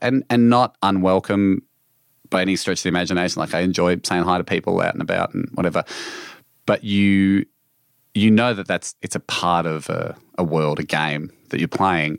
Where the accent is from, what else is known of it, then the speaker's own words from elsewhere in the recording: Australia; my home country